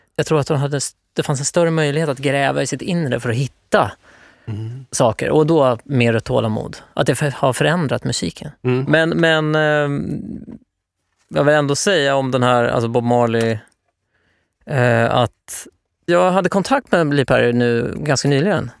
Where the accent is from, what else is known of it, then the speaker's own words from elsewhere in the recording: Norrköping, Östergötland, Sweden; Jag kommer från Norrköping